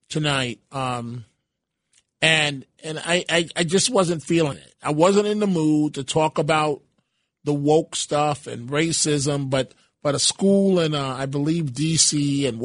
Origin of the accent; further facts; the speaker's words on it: Bronx, New York, United States; So those that um maybe from the Bronx, and I'm I'm from the Bronx